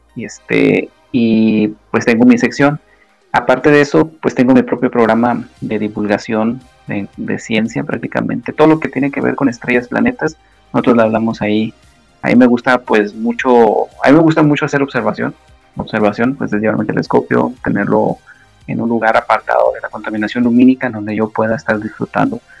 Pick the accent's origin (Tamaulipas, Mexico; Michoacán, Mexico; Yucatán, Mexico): Tamaulipas, Mexico; Nuevo Laredo; yo soy de acá de México, estoy cerca de la frontera de Estados Unidos. Me cuenta que está Estados Unidos a cinco minutos caminando prácticamente. la ciudad se llama Nuevo Laredo